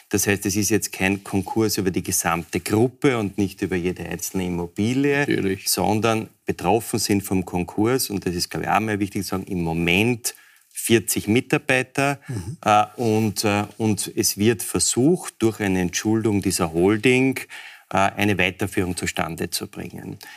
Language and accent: German; Austria; Und jetzt können wir eigentlich einmal hoffen als Österreicher, dass diese 90 Tage dazu führen, dass eine Fortführung möglich ist.